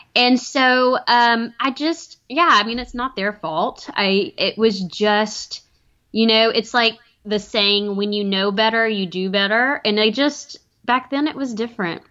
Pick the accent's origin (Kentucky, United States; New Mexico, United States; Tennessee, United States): Tennessee, United States; Chattanooga; my hometown of Chattanooga